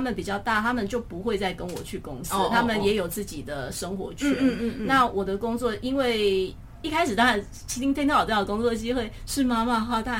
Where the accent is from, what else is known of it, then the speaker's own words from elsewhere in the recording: Taipei, Taiwan; 我是台北人